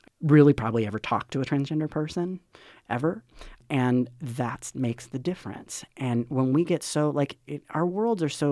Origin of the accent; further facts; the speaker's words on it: Charlotte, North Carolina, United States; moved away; I'm from Charlotte, North Carolina